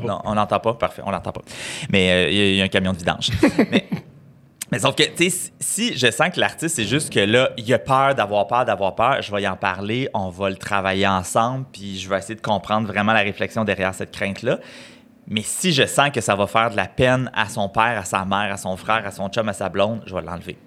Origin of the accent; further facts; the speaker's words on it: Saint-Alphonse-de-Granby, Quebec, Canada; moved away; Je suis né à Saint-Alphonse de Grimby, petit village euh, des cantons de l'Est